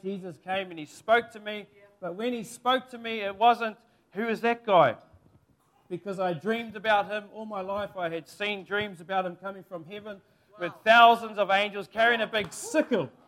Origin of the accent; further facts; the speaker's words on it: Kaiwaka, Northland, New Zealand; my hometown, Maungaturutu, Kaiwaka, Te Uria Ngāti Um